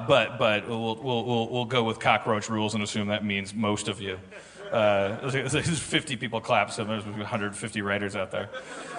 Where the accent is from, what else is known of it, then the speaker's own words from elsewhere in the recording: Austin, Texas, United States; Like I'm from Austin, so it's a cowboy hat.